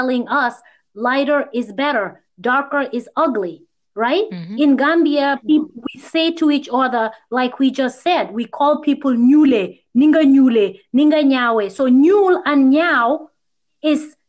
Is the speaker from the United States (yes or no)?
yes; United States; I grew up here in the U.S. mostly with Indian friends